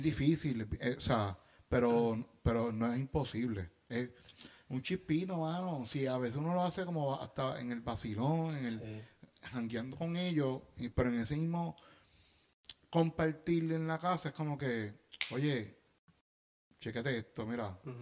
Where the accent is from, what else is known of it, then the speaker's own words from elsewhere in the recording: Bayamón, Puerto Rico; yo soy de Bayamón